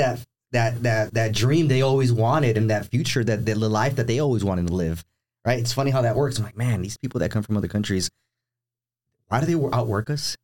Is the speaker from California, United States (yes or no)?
yes; Los Angeles, California, United States; also born or lived in Downey, California; now in Temecula, United States; I grew up in Southern California, Los Angeles area, East Los Angeles. I grew up in East LA, Boyle Heights, throughout my entire life.